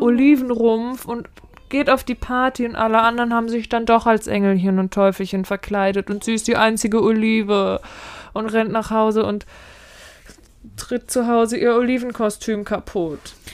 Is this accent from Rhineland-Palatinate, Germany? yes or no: yes; Mainz, Rhineland-Palatinate, Germany; also born or lived in Harburg, Hamburg; now in Hamburg, Germany; als gebürtige Mainzerin